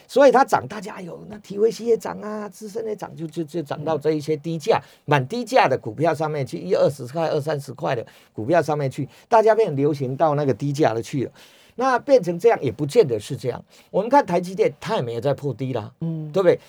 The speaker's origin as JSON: {"language": "Chinese", "town": "Chiayi", "country": "Taiwan", "said": "我是嘉义人嘛，所以， 所以我知道那个地方"}